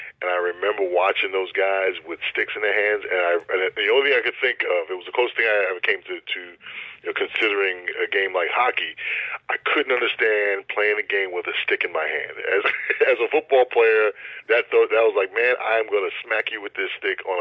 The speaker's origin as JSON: {"language": "English", "area": "Long Island", "region": "New York", "country": "United States", "tie": "born or raised there", "said": "I grew up on Long Island, where I live now, and here in New York, and I wanted to stay close to home."}